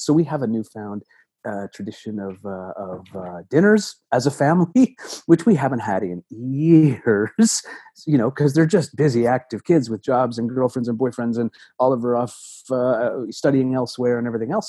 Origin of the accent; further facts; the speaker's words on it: Toronto, Ontario, Canada; I grew up in Toronto